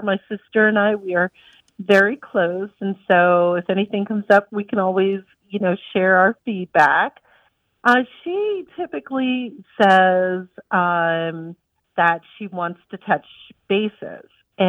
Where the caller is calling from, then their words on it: Charlotte, North Carolina, United States; I'm calling from Charlotte, North Carolina.